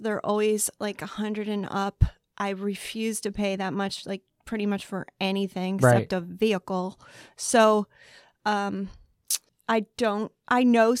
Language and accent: English; Baltimore, Maryland, United States; I'm from Baltimore, so I'm saying that word very slowly and carefully.